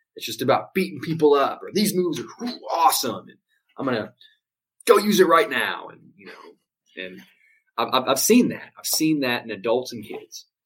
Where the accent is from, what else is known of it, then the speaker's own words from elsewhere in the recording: Louisiana, United States; moved away as an adult; now in Houston, United States; I live in uh, Houston, Texas at the moment, but I was born and raised in Louisiana